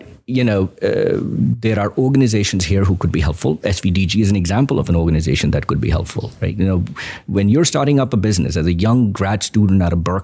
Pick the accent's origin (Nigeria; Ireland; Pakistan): Pakistan; now in United States; I grew up in Pakistan.